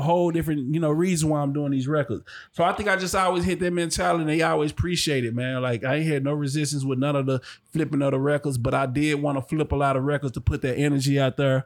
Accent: Dallas, Texas, United States; I'm from Dallas

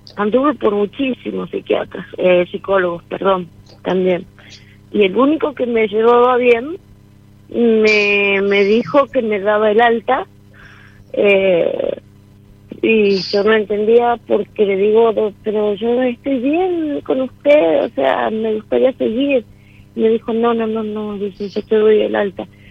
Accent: San Miguel de Tucumán, Tucumán, Argentina; De San Miguel de Tucumán.

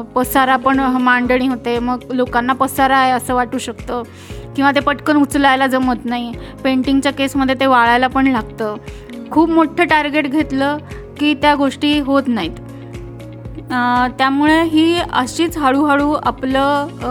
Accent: Khandesh, Maharashtra, India; तशी मी लहानपणापासून खानदेशी आहे

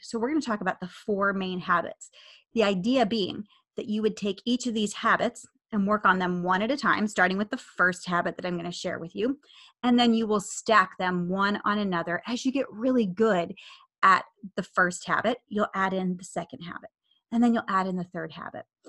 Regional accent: United States; I'm an American

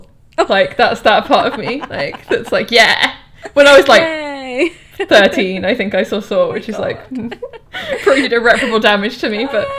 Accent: Wales, United Kingdom; Even though I don't speak Welsh, but as a Welshman.

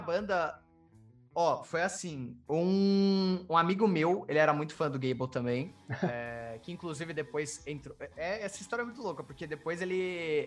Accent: São Paulo, Brazil; eu sou de São Paulo

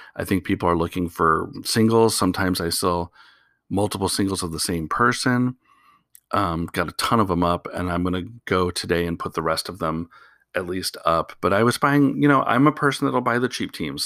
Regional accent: Portland, Oregon, United States; I'm from Portland.

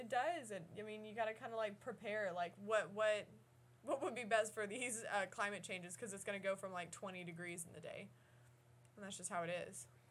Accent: Midwest, United States; we're also from the Midwest

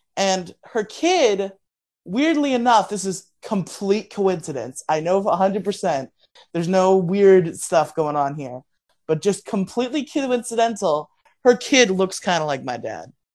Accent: Florida, United States; also born or lived in Massachusetts; I was born in Massachusetts, but I moved to we moved to Florida before I was before I turned two

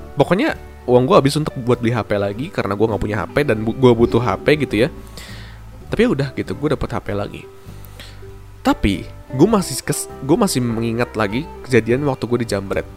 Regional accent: Bandung, West Java, Indonesia; wali kota gua tuh bikin satu, eh, apa, program tentang work to school

